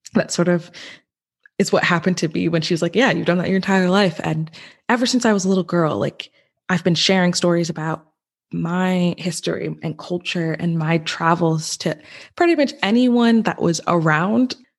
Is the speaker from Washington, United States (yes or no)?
no; New York, United States; also born or lived in Westchester, New York; we moved an hour from Westchester, where I was born, to a very white suburban town. And so, and that's where I spent pretty much, yeah, I spent, I, we lived there until I graduated from high school